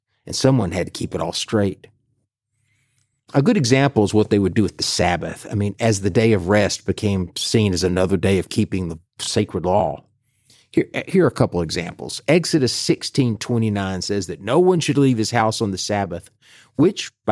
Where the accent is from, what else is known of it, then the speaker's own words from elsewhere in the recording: the South, United States; for those of us growing up in the South